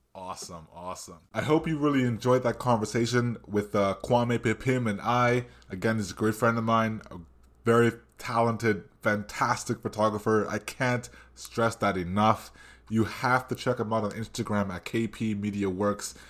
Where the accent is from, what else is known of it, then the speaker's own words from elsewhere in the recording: Brampton, Ontario, Canada; where I grew up in Brampton